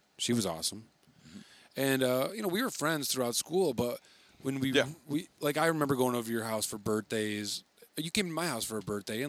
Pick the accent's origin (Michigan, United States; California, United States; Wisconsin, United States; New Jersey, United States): Michigan, United States; Wayland; my hometown, Wayland, Michigan, a very special place.